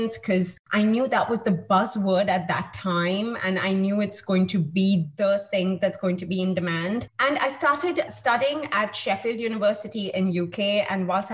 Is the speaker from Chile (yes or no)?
no; India; I have been born and brought up in India